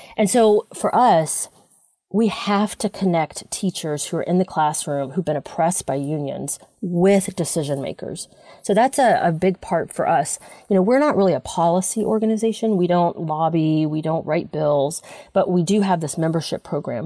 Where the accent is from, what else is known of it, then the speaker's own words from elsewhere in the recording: South Carolina, United States; moved away; also born or lived in California; I, I worked for many years in California, but I was raised in South Carolina